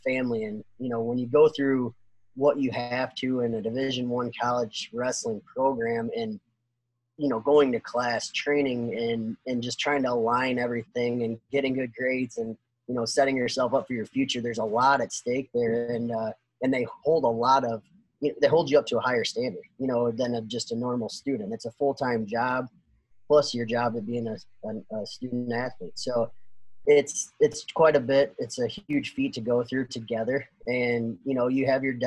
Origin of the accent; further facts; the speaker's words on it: Northwest Ohio, United States; I'm from Northwest Ohio.